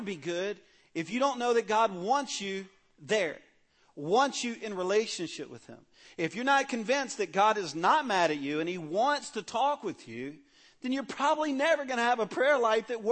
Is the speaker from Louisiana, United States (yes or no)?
yes; Cajun, Louisiana, United States; In my family, I'm a Cajun. We're loud people